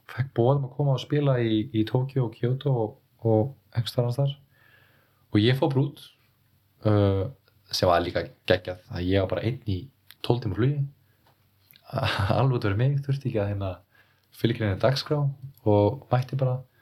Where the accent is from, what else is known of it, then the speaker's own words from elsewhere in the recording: Iceland; moved away; also born or lived in Berlin; ég er frá Íslandi